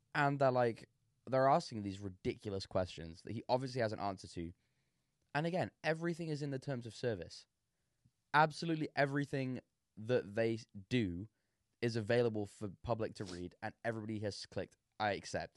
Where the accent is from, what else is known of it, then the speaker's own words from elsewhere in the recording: England, United Kingdom; I'm English.